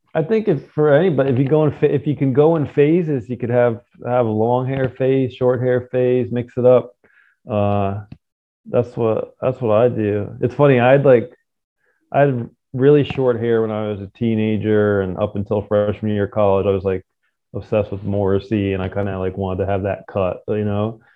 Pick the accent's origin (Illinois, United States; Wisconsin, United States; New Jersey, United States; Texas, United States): New Jersey, United States; I grew up in Jersey